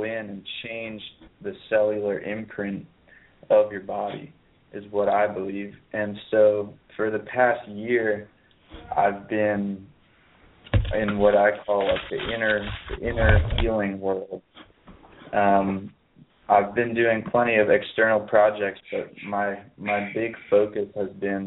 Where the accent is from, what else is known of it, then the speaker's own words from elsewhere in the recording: Pittsburgh, Pennsylvania, United States; now in Ojai, United States; my hometown is on the East Coast, which me and my friends call Peaceburg, which is the parallel reality of Pittsburgh